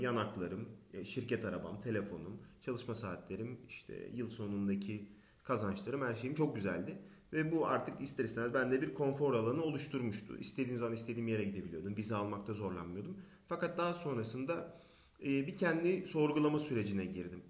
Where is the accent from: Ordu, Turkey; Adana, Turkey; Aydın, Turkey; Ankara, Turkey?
Aydın, Turkey; moved away as an adult; also born or lived in İzmir / Barcelona; Aydın doğumluyum 1983